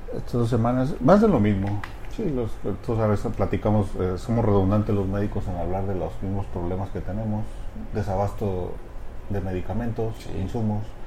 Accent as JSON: {"language": "Spanish", "town": "Uruapan", "region": "Michoacán", "country": "Mexico", "tie": "born or raised there", "also_born_or_lived": "Havana, Cuba", "moved": "as an adult", "said": "mi, formación básica pues la hice en Uruapan."}